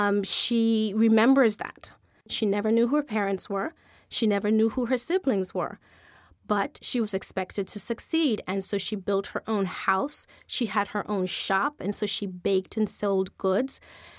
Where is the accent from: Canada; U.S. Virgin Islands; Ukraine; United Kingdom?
U.S. Virgin Islands; Saint Thomas; born there; And I was born in St. Thomas.